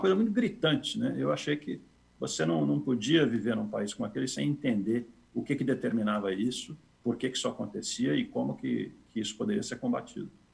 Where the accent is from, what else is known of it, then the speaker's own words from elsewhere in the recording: São Paulo, Brazil; eu cresci, nasci cresci em São Paulo